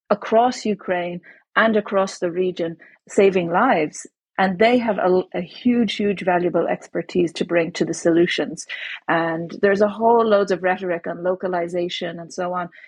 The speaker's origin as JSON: {"language": "English", "country": "Ireland", "tie": "born there", "said": "born in Ireland um, when Margaret Thatcher was the prime minister."}